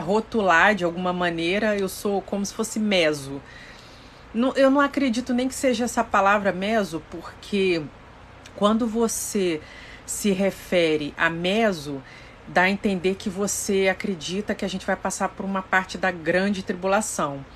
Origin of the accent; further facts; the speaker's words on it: Rio de Janeiro, Brazil; Sou do Rio de Janeiro